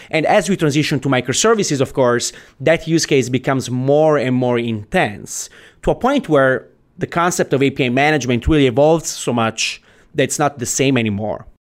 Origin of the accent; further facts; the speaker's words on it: Italy; moved away as an adult; also born or lived in Silicon Valley; now in United States; I, I come from Italy, right? So I have, I'm an immigrant, basically